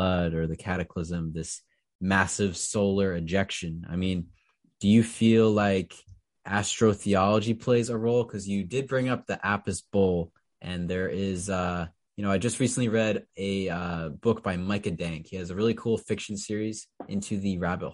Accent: Newtown, Connecticut, United States; I'm from Newtown, Connecticut

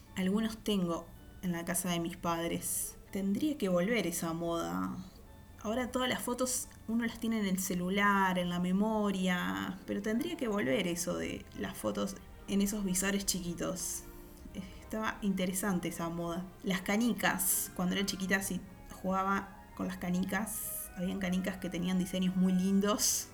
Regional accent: Uruguay; soy de Uruguay

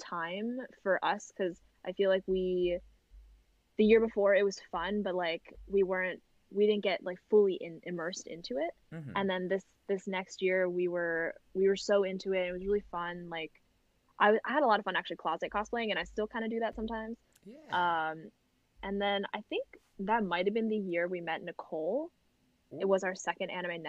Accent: New Jersey, United States; we grew up in New Jersey

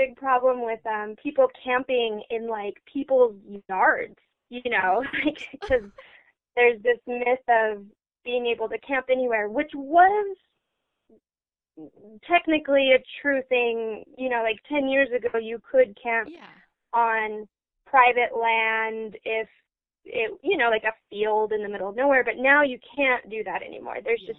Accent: Utah, United States; also born or lived in Iceland; growing up in Utah, I'm pretty used to used to the concept of like leave no trace

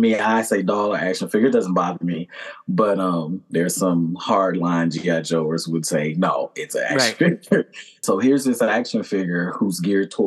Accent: Maryland, United States; I am from Maryland

